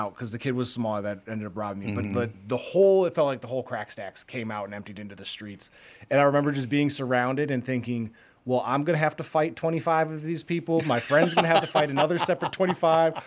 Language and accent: English; Polk County, Wisconsin, United States; in my hometown, they built a new, Polk County, Wisconsin